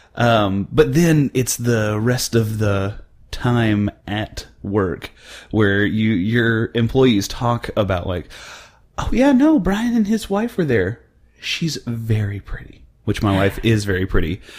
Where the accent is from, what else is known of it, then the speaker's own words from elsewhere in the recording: central Oklahoma, United States; now in North Texas, United States; I grew up in central Oklahoma